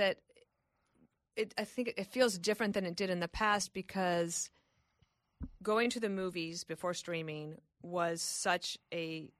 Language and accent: English; Colorado, United States; I'm not 14, and I love it. But I am from Colorado.